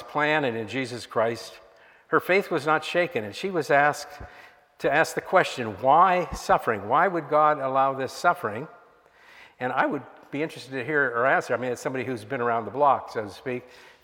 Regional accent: Miami, Florida, United States; I grew up in Miami in the 1960s

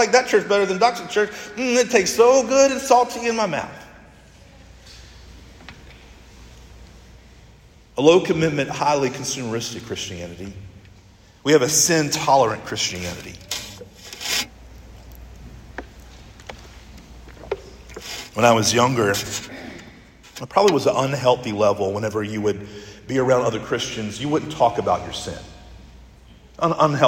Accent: United States; as a church and as an American church and as a nation, as a people

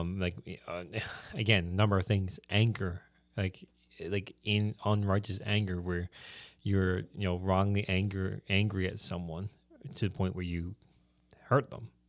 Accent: the Bay, Newfoundland and Labrador, Canada; I'm from the Bay

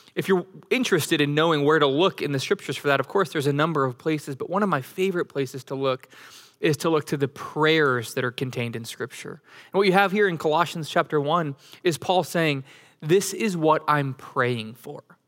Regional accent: Denver, Colorado, United States; moved away; also born or lived in Flower Mound, Texas; I grew up in Denver, Colorado

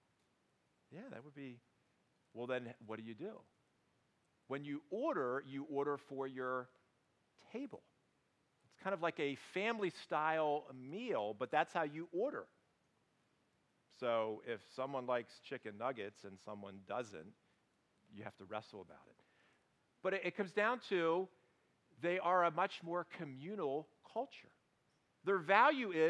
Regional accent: United States; we in America

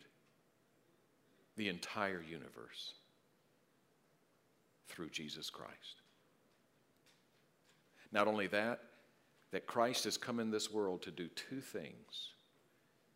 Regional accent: South Carolina, United States; When I was a little boy growing up in South Carolina, I lived on a road called Pocket Road

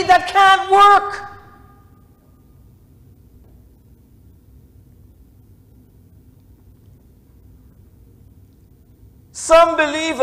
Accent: Jamaica; now in United States; I used my Jamaican passport, and I got treated, as a citizen returning.

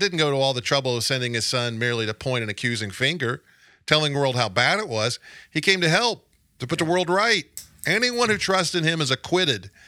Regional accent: United States; accent: Clark County; my Clark County accent

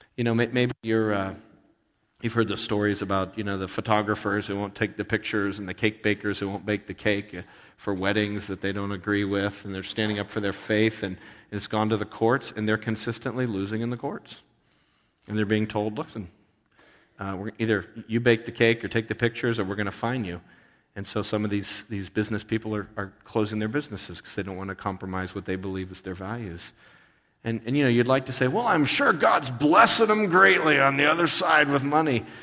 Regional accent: United States; as an American

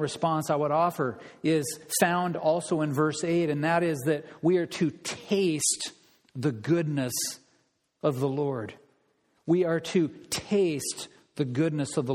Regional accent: Olympia, Washington, United States; I grew up in Olympia

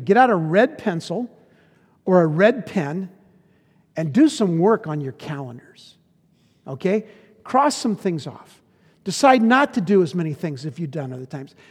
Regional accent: United States; we were raised in America in the fifties

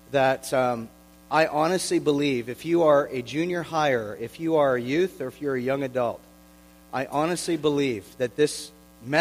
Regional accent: Oshawa, Ontario, Canada; I'm from Oshawa, born and raised from the Schwa

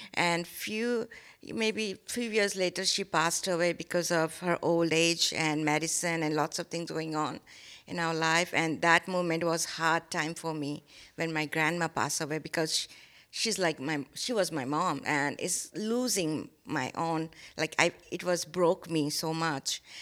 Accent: India; English is a second language; moved away; I born and brought up in India

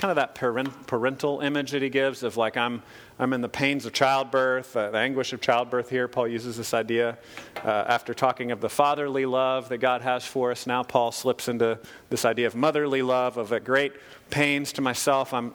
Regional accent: United States; as American Christians because as Americans, we're very isolated

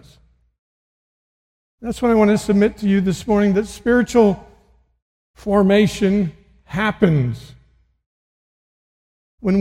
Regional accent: Missouri, United States; I'm from Missouri

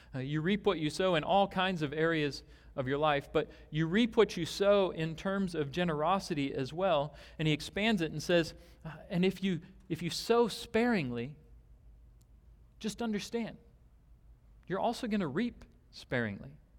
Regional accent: Omaha, Nebraska, United States; I grew up in Nebraska, and, uh, we would drive out, I grew up in a larger city in Omaha

